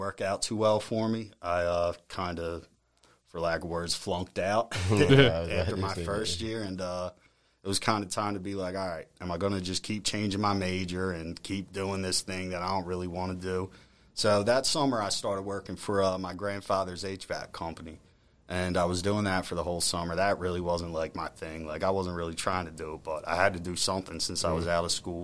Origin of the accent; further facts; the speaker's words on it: Ridley, Pennsylvania, United States; I'm born and raised in Ridley